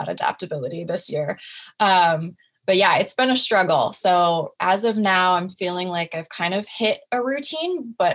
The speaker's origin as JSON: {"language": "English", "region": "Oregon", "country": "United States", "tie": "born or raised there", "moved": "as an adult", "lives_now": "Washington, United States", "said": "my hometown in Oregon"}